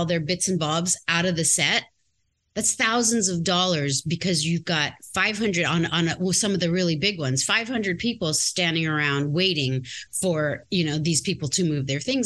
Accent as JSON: {"language": "English", "region": "Native Hawaiian", "country": "United States", "said": "I'm Native Hawaiian."}